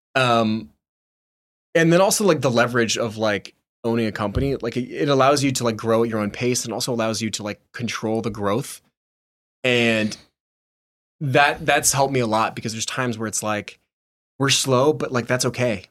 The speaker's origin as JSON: {"language": "English", "town": "Nashville", "region": "Tennessee", "country": "United States", "tie": "born or raised there", "said": "driving around a pickup truck in my hometown"}